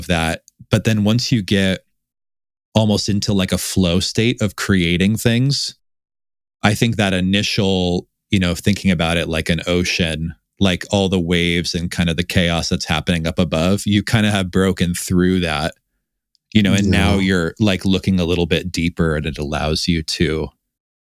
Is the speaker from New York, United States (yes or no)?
no; Tacoma, Washington, United States; I grew up in Seattle. Outside of Seattle, Tacoma